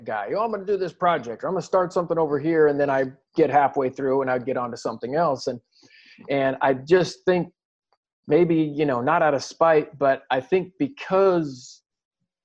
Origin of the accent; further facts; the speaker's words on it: Southern Oregon, United States; we grew up in Southern Oregon, predominantly white community